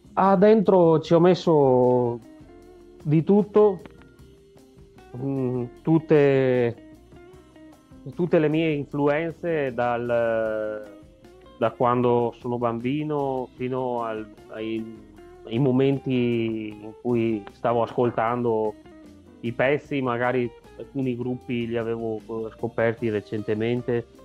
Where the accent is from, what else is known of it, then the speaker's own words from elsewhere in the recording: Rovigo province, Veneto, Italy; Sono di Rovigo, provincia